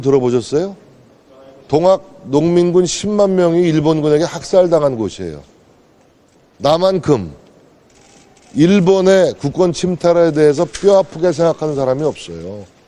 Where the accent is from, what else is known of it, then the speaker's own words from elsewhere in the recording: Gongju, South Chungcheong, South Korea; 제 고향이 공주예요.